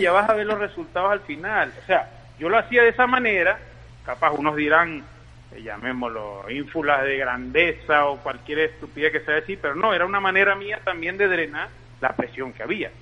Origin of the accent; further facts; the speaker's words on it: Guayana, Venezuela; now in Madrid, Spain; somos de Guayana